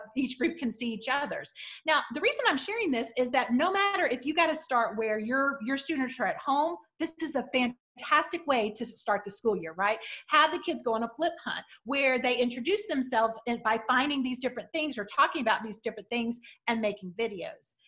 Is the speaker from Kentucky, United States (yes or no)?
no; Southwest Missouri, United States; I'm from Southwest Missouri